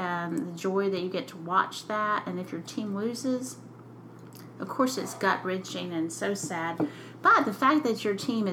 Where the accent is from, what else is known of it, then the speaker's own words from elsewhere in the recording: North Carolina, United States; moved away; when I grew up in North Carolina